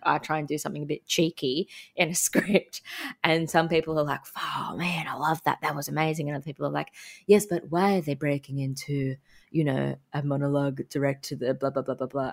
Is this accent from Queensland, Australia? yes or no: yes; Sunshine Coast, Queensland, Australia; I grew up on the Sunshine Coast